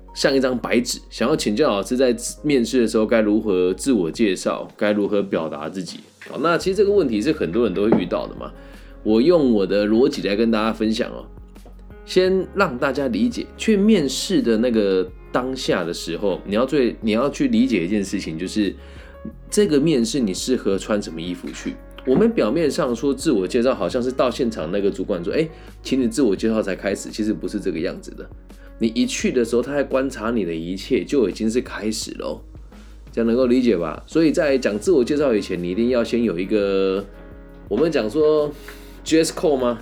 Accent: Changhua County, Taiwan; moved away as an adult; also born or lived in Taichung; 我是来自彰化的

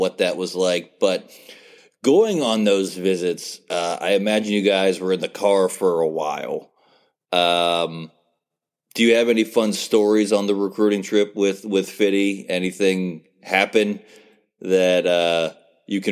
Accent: near Bethany, West Virginia, United States; I grew up about 20 minutes away from Bethany College in West Virginia

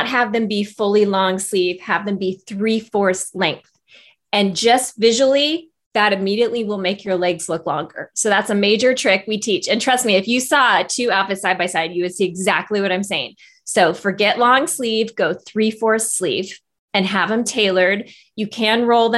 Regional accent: Northern California, United States; moved away as an adult; also born or lived in Los Angeles / Silicon Valley; I live in my hometown, Northern California. And actually it was about 5 years ago, I moved here from Los Angeles

